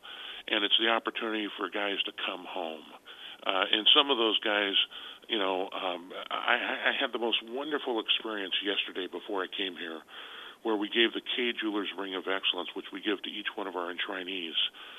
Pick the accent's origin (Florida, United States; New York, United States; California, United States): California, United States; moved away; And I'm from California, where you kind of change your friends like you change your shirt.